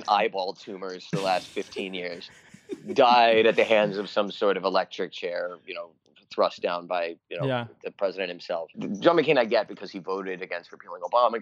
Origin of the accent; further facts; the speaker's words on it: Washington, District of Columbia, United States; I grew up near Comet Ping Pong and went there a lot